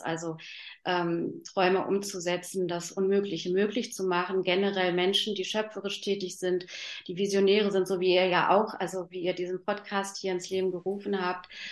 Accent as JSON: {"language": "German", "region": "Berlin", "country": "Germany", "said": "bei uns in Berlin"}